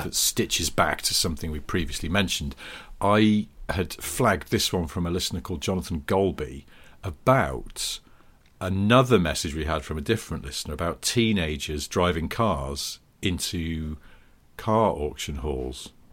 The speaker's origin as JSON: {"language": "English", "area": "the Northwest", "region": "North West England", "country": "United Kingdom", "tie": "born or raised there", "moved": "yes", "said": "I grew up in the Northwest"}